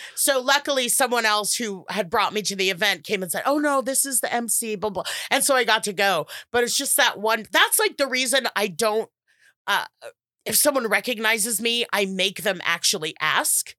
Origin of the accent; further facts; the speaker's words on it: United States; we're American